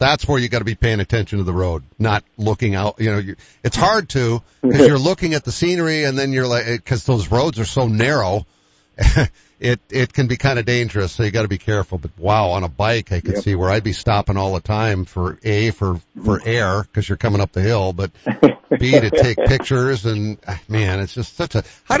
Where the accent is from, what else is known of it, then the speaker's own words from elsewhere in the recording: Boston, Massachusetts, United States; now in Sioux Falls, United States; I say, well, I live in Sioux Falls. I'm from Sioux Falls. Mm-hmm. I grew up in Boston, but I live in Sioux Falls because I've been here for 45 years, believe it or not, in September.